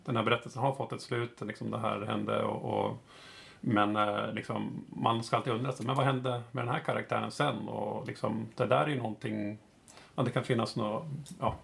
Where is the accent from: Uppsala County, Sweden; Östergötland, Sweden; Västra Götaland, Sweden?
Uppsala County, Sweden; Uppsala; moved away as an adult; now in Stockholm, Sweden; jag kommer från Uppsala, uppvuxen där eh, och bor i Stockholm just nu